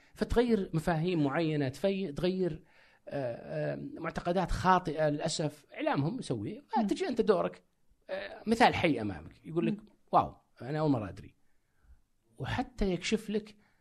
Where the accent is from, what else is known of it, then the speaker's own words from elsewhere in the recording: Saudi Arabia; كسعودي كعربي